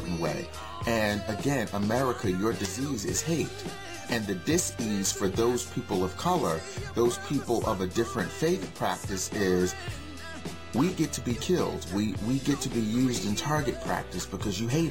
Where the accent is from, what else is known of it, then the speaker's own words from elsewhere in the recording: Newark, New Jersey, United States; I grew up in Newark, and a great portion of the community was Muslim